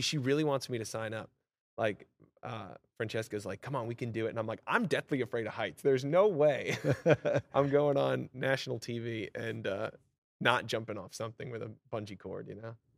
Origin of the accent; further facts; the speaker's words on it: Vermont, United States; moved away as an adult; also born or lived in Long Island, New York / Los Angeles, California; now in Nashville, United States; I grew up in Vermont, which is very country. You know, my hometown's two thousand people